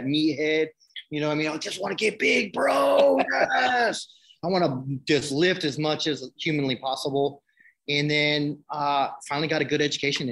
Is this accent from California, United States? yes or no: yes; San Francisco, California, United States; I come from San Francisco from nothing, group homes, institutions, my whole life.